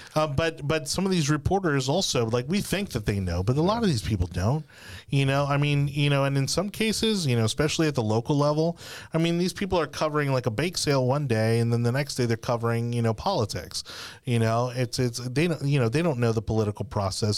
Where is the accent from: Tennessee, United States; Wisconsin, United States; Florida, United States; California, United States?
Florida, United States; South; we're from South Florida